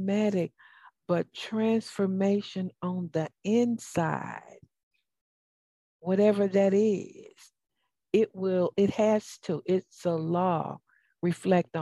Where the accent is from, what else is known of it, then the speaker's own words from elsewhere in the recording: the South, United States; accent: southern; now in Atlanta, United States; my southern accent.